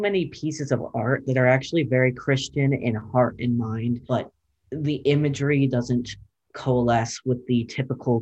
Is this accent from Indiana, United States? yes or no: no; Zanesville, Ohio, United States; moved away as an adult; I'm from Zanesville, Ohio, which is a part of the foothills of Appalachia